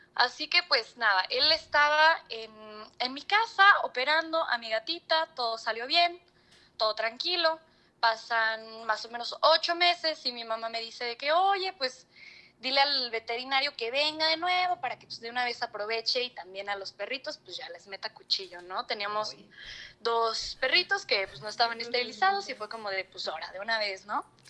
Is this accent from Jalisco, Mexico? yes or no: no; Xalapa, Veracruz, Mexico; soy de Jalapa, Veracruz